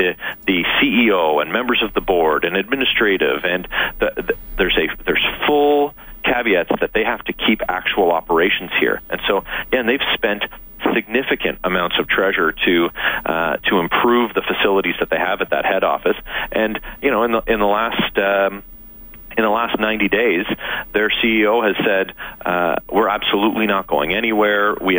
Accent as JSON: {"language": "English", "country": "Canada", "said": "but just as a Canadian, I'm fully gripped by the very devastating reality of that situation."}